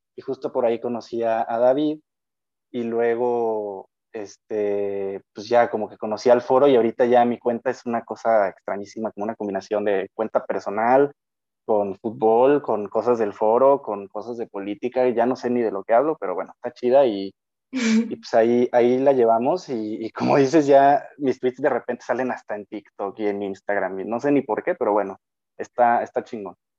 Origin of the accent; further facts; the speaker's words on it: Lagos de Moreno, Jalisco, Mexico; also born or lived in León, Guanajuato; soy de Jalisco, de Lagos de Moreno.